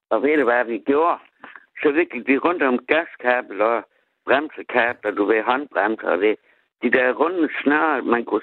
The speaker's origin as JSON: {"language": "Danish", "region": "Southern Denmark", "country": "Denmark", "said": "Jeg kommer fra Harsel, jeg er ægte sønderjyske. Jeg er ægte bedst, jeg er ægte sønderjyske."}